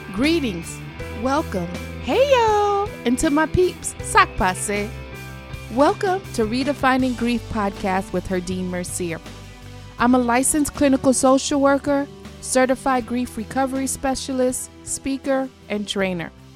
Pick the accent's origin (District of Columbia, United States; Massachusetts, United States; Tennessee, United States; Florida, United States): Florida, United States; South; my hometown of South Florida